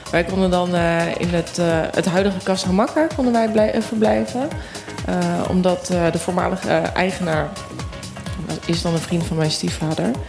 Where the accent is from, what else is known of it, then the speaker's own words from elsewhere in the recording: Volendam, North Holland, Netherlands; En ik kom ook deels uit Volendam. En daar heeft ook iedereen een bijnaam.